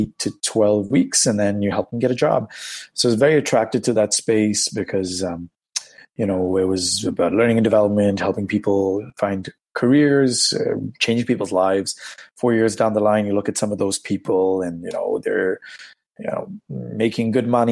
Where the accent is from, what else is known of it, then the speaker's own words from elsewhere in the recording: India; moved away as an adult; also born or lived in Vancouver, Canada; now in Toronto, Canada; I'm originally from India. I moved to Canada, to Vancouver, about 10 years ago